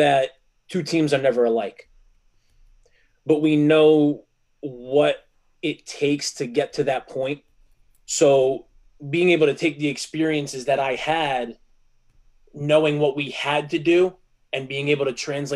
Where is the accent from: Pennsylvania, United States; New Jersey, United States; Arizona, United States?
New Jersey, United States; Garfield; also born or lived in Lodi, New Jersey; I was from Garfield growing up, and I transferred to Lodi sophomore year in high school